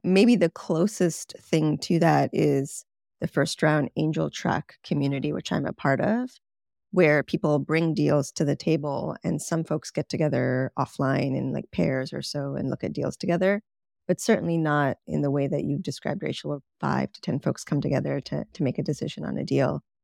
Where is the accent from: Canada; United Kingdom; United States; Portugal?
Canada; moved away; I'm from Canada